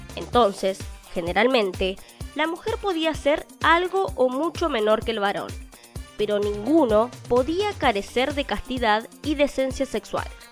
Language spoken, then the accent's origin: Spanish; Argentina; En mi país, Argentina